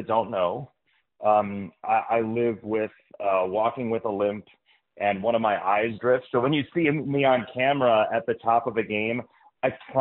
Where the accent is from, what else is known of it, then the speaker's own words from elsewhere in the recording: Midwest, United States; growing up in the Midwest